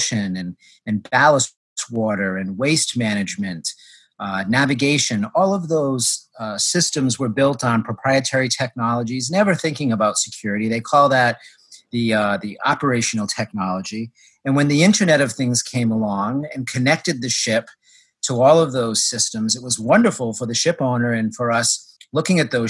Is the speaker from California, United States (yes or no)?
no; Massachusetts, United States; moved away as an adult; also born or lived in Rhode Island; now in Houston, United States; growing up in Massachusetts and Rhode Island